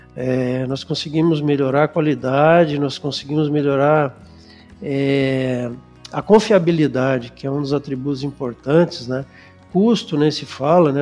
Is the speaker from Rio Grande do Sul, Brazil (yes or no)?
yes; Canoas, Rio Grande do Sul, Brazil; also born or lived in Porto Alegre; eu sou gaúcho, nascido em Porto Alegre, mas criado em Canoas